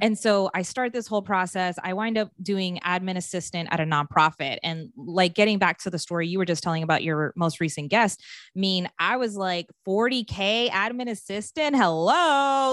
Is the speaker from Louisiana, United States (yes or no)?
no; Maryland, United States; moved away; I grew up in Maryland